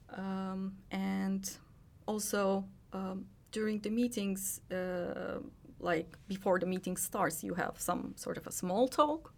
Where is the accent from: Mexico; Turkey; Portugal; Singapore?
Turkey; moved away as an adult; now in Finland; I was born and raised in Turkey